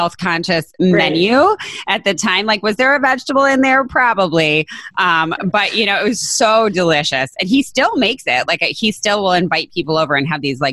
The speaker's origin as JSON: {"language": "English", "region": "northern Michigan", "country": "United States", "tie": "born or raised there", "said": "I grew up in northern Michigan"}